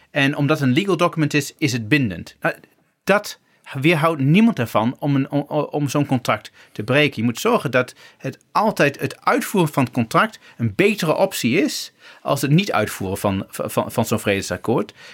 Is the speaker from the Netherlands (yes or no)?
yes; Twente, Overijssel, Netherlands; Ik kom gewoon uit Twente.